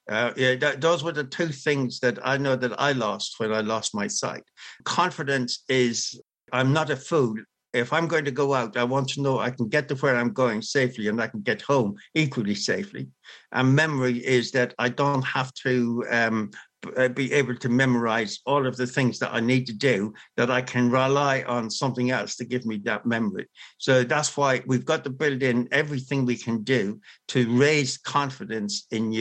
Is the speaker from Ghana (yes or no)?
no; Ireland; As an Irish person, we say to be sure, to be sure